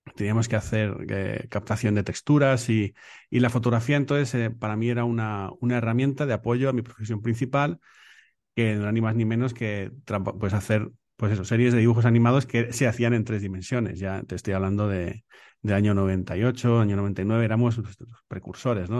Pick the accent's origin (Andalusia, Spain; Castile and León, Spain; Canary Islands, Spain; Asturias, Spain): Castile and León, Spain; Béjar; also born or lived in Salamanca; now in Madrid, Spain; yo soy de Salamanca, de, de Bejar, provincia de Salamanca, eh, que me crié en Salamanca